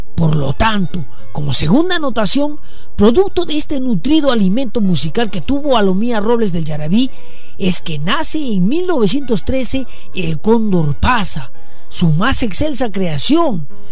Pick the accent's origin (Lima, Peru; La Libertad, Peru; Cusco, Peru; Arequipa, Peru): Arequipa, Peru; Sachaca; vengo de Indesachaca